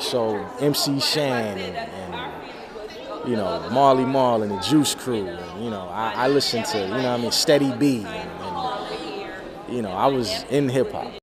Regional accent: New Brunswick, New Jersey, United States; I'm from New Brunswick, New Jersey. But uh, I used to live in South Jersey

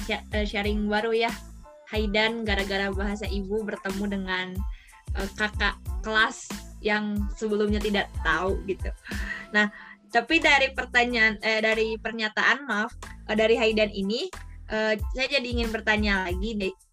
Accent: West Java, Indonesia; first language Sundanese; di rumah mama apa apa Sunda saya juga Sunda gitu kadang-kadang pakai bahasa Indonesia gak apa-apa bahasa ibu

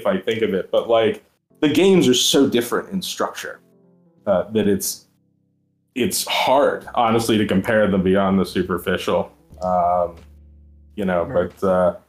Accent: Maryland, United States; I was growing up in Maryland at the time

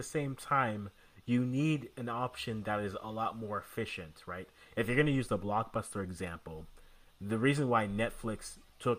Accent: Canada; as a Canadian

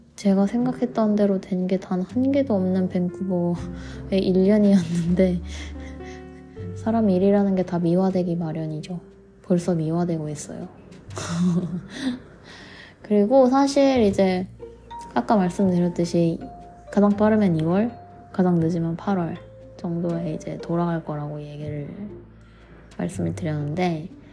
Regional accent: South Korea; now in Vancouver, Canada

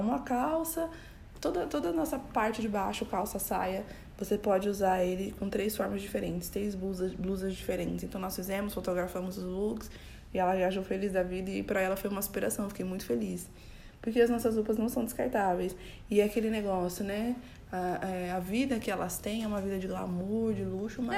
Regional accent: São Paulo, Brazil; eu tenho 35 anos, sou de São Paulo

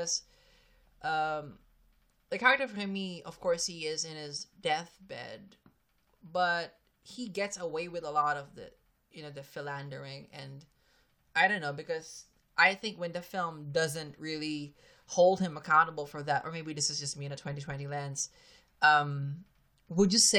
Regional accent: Philippines; I'm a Filipino.

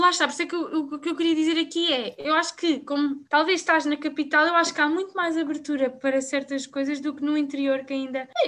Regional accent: Abrantes, Santarém District, Portugal; porque, por exemplo, eu sou da Brantes. Uh, a Brantes ainda tem muito aquela bolha

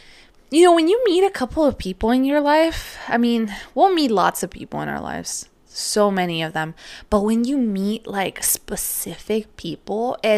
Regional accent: California, United States; And obviously me, I was from California and grew up most of my life here.

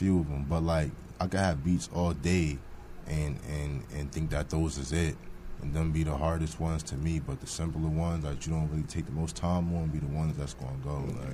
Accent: New Jersey, United States; I'm born and raised in New Jersey

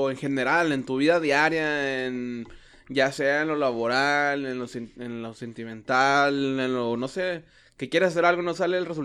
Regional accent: Mexico; cuando ha visto las publicaciones en Facebook que soy mexicano, pero no me gusta esto.

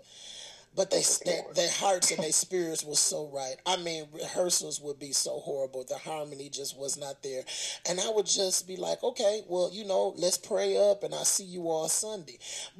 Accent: Flint, Michigan, United States; I growing up in Flint

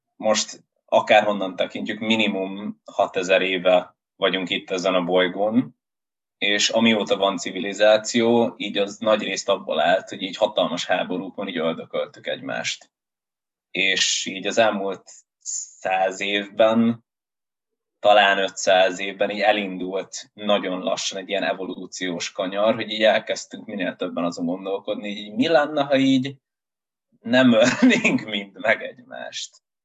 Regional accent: Győr, Győr-Moson-Sopron, Hungary; én igazából Győrben nőttem föl vidéken

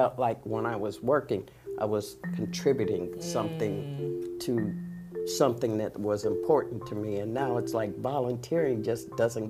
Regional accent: Des Moines, Iowa, United States; moved away as an adult; also born or lived in Utah / Seattle, Washington; now in Las Vegas, United States; I was raised in Des Moines.

